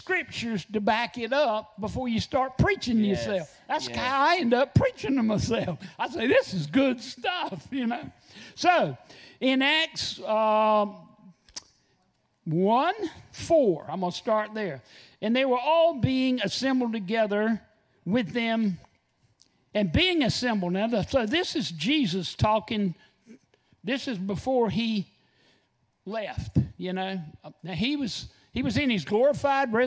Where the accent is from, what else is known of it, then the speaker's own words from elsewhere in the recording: North Carolina, United States; from North Carolina